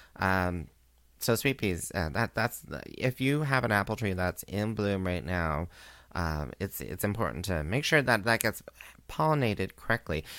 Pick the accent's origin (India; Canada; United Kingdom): Canada; also born or lived in Kingston, Ontario; as a Canadian